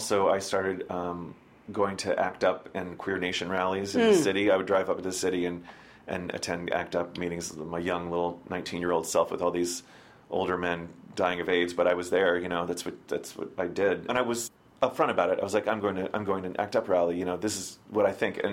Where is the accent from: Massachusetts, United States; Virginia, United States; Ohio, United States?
Virginia, United States; Springfield; also born or lived in Las Vegas, Nevada; now in New York, United States; I grew up in Springfield, which is about 20 minutes outside of D.C.